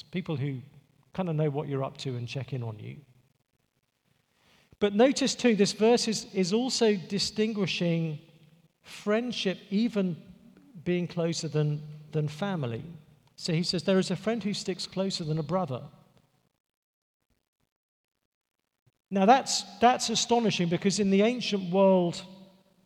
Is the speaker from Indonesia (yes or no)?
no; England, United Kingdom; moved away; I'm from England